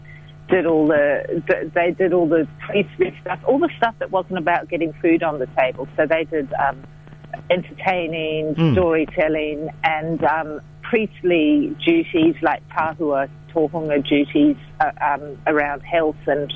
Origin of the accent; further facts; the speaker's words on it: Fiji; moved away as an adult; also born or lived in Dunedin, New Zealand; now in Wellington, New Zealand; I was a young woman from Fiji, even though in Pākehā skin with a very Fijian mind